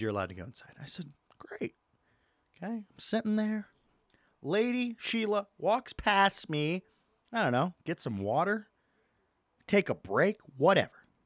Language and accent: English; Michigan, United States; moved away; Not my hometown, my home state, Michigan.